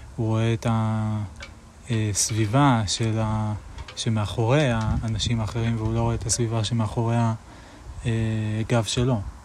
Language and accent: Hebrew; Israel; אני גדלתי בכפר